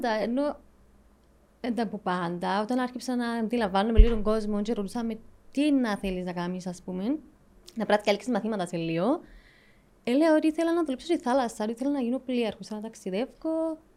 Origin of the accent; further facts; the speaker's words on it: Nicosia, Nicosia District, Cyprus; also born or lived in Southampton, England / Liverpool, England; από τη Λευκοσία. Ε, Μάλιστα. Ε, σπούδασα νομική στο Southampton, στην Αγγλία. Όταν τελείωσα, έκανα ένα πτυχιακό στο Λίβερπουλ, ναυτιλιακά.